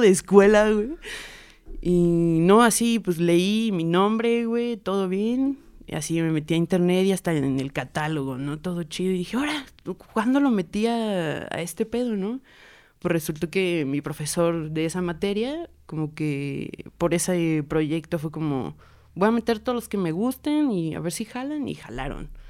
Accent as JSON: {"language": "Spanish", "region": "Puebla", "country": "Mexico", "tie": "born or raised there", "also_born_or_lived": "State of Mexico", "said": "nací en el Estado de México en el 96 y llegué en el 2000 a Puebla"}